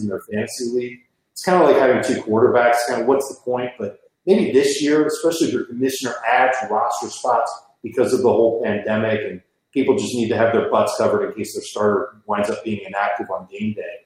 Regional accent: Chicago, Illinois, United States; moved away as an adult; also born or lived in Miami; I grew up in Chicago

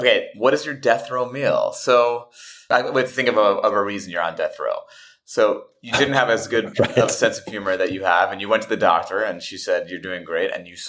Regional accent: New York, United States; I like a New York slice because I'm from New York

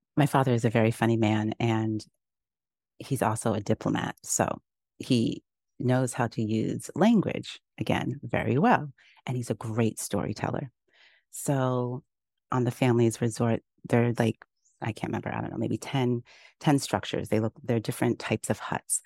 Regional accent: Kenya; moved away; also born or lived in Uganda; I grew up in Kenya

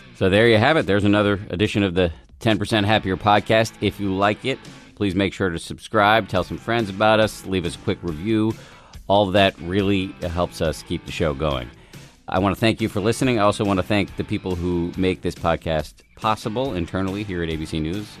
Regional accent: Massachusetts, United States; born or raised there

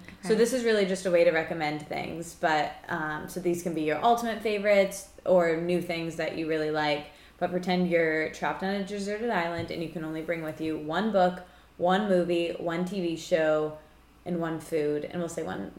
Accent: Midwest, United States; now in New York, United States; I'm from the Midwest.

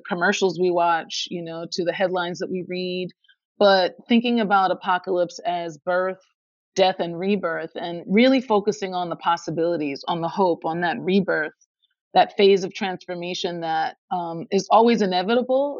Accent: Philadelphia, Pennsylvania, United States; my hometown of Philadelphia

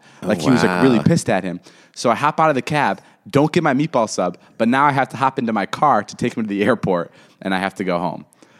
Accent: Los Angeles, California, United States; I'm from L.A.

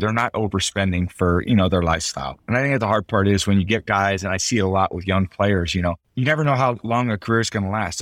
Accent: San Mateo, California, United States; moved away as an adult; also born or lived in Michigan / Boston; now in Tampa, United States; I grew up in San Mateo, I moved to Michigan, you know, I just chose there, I moved to Boston. Now I moved to Tampa

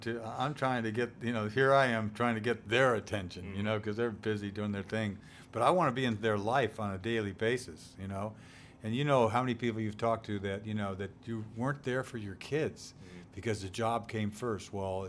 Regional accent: Boston, Massachusetts, United States; It's like, hey, you know, I'm a New Englander, man. You know, and I'm a Bostonian.

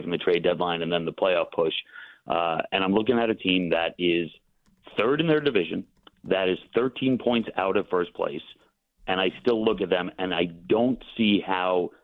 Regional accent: New York, United States; I'm a New Yorker

